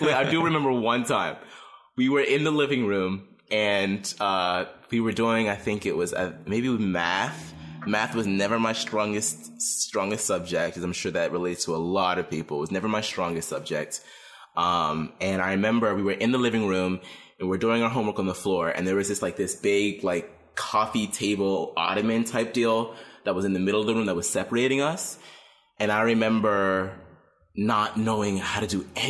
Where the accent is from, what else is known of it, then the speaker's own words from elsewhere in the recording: Pittsburgh, Pennsylvania, United States; born and raised in Pittsburgh